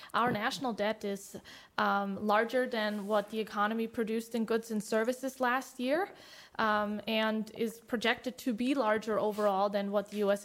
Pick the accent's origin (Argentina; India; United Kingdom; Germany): Germany; now in United States; I come from Germany